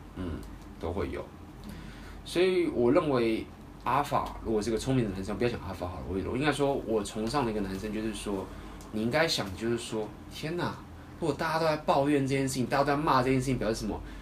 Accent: Taiwan; accent: Taiwanese; 台湾，我有听说台湾的口音好像在这里还是有优势的，我本来以为已经没优势了。

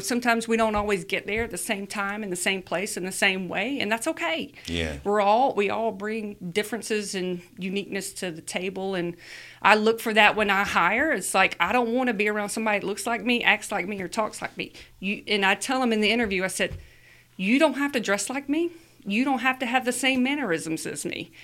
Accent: Luverne, Alabama, United States; lives where we grew up in Luverne, Alabama

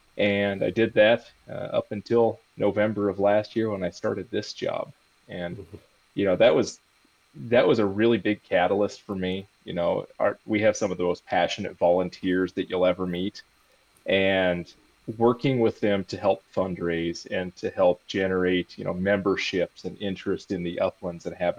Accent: Oskaloosa, Iowa, United States; I was lucky enough to start right in my hometown of Oskaloosa, Iowa, where I'm still at. You know, lucky enough to live around family and friends where I grew up.

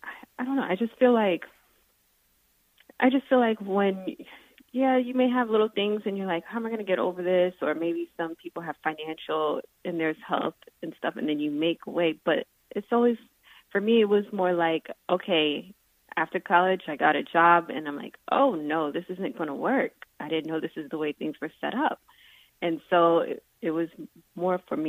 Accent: South Florida, United States; I mainly grew up in South Florida.

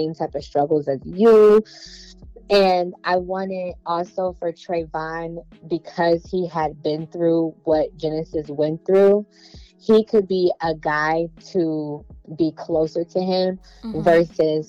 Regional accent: Detroit, Michigan, United States; growing up in Detroit, Michigan, we were very close-knit

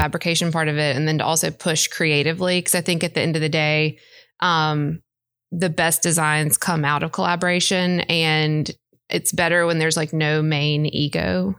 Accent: Brandon, Mississippi, United States; moved away as an adult; now in Jackson, United States; I grew up in Brandon

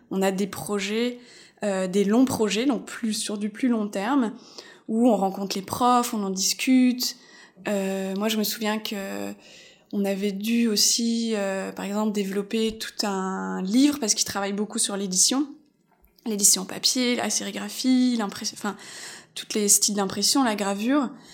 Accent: Alsace, Grand Est, France; moved away as an adult; also born or lived in Épinal / Metz; now in Montreal, Canada; je viens d'Alsace

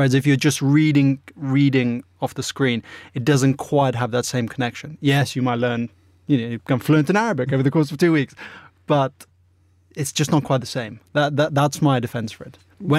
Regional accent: Russia; moved away; when I was growing up in Russia, you didn't have subtitles.

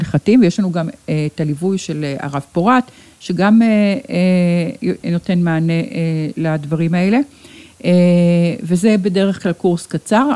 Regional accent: Ramat Gan, Tel Aviv District, Israel; כאן נולדתי, כאן נולדו לי ילדיי

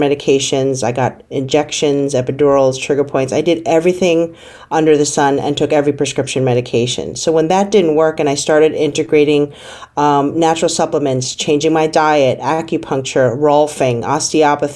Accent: New York City, New York, United States; moved away as an adult; also born or lived in California; I grew up in the Bronx

